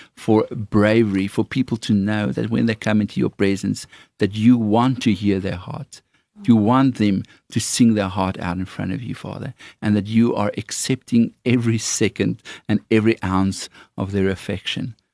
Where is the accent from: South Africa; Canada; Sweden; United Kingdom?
South Africa; accent: Afrikaans; my Afrikaans accent